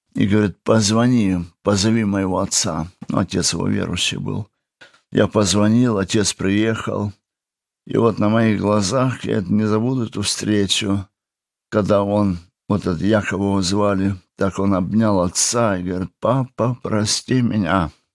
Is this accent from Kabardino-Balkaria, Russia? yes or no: yes; Kabardino-Balkaria, Russia; moved away as an adult; also born or lived in Kazakhstan; now in Germany; наш папа поехал на Кавказ, это Кабардино-Балкария